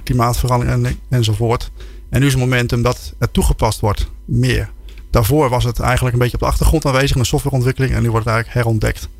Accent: Netherlands; also born or lived in Germany

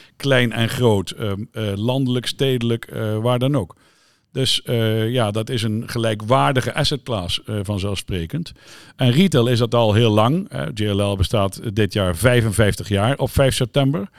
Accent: Zeelandic Flanders, Netherlands; waar ik vandaan kom, Zeeuws Vlaanderen

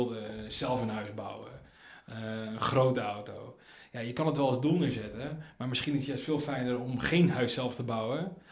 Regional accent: Tanzania; born there; Van, van jongens af ik ben geboren in Tanzania.

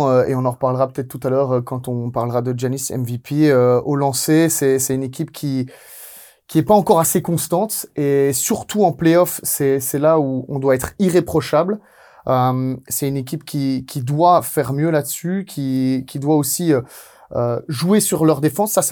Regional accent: Italy; Ah ouais, je suis italien, moi

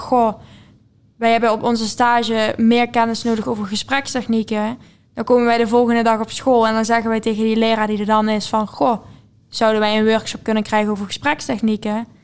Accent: Venlo, Limburg, Netherlands; 20 jaar en ik kom uit Venlo

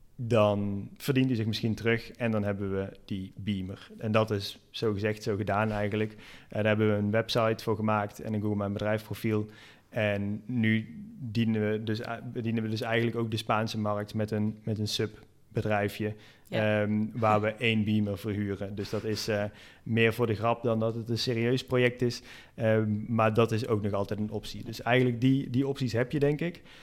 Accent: Netherlands; moved away as an adult; now in Valencia, Spain; wij als Nederlanders

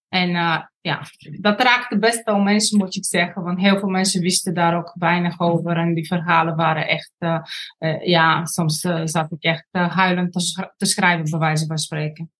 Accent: Bulgaria; Dutch is a second language; moved away as an adult; now in Netherlands; ik kom uit Bulgarije. Op mijn negentiende kwam ik naar Nederland

